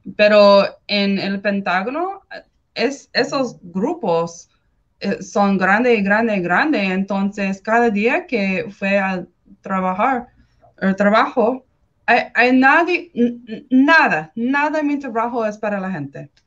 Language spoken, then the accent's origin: Spanish; California, United States; Spanish is a second language; crecí en California para 19 años